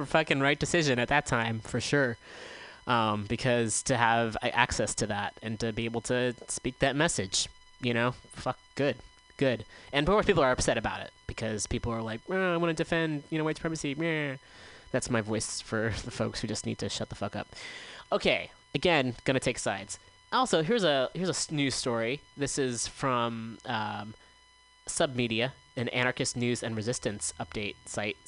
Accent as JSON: {"language": "English", "area": "Bay Area", "region": "California", "country": "United States", "tie": "born or raised there", "said": "I grew up in the Bay Area"}